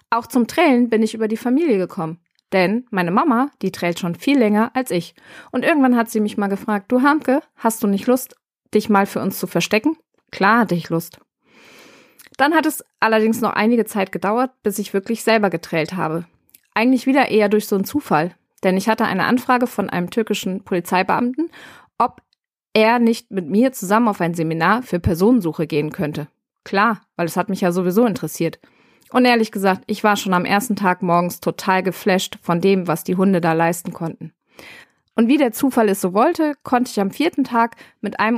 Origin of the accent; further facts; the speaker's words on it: Bremen, Germany; born there; now in Rhein-Main, Germany; gebürtig bin ich aus Bremen und mittlerweile im Rhein-Main-Gebiet gelandet.